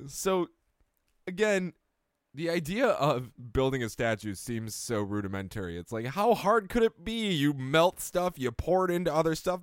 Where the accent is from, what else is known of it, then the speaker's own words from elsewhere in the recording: Rochester, New York, United States; moved away; I come from Rochester